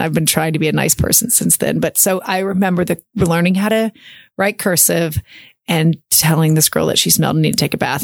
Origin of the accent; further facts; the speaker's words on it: Oklahoma City, Oklahoma, United States; I was born in Oklahoma City at St. Anthony's Hospital.